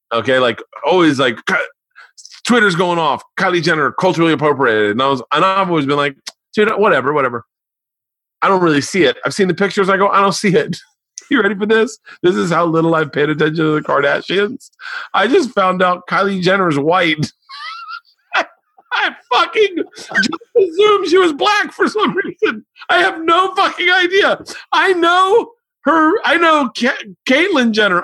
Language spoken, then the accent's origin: English; Florida, United States; I grew up in Florida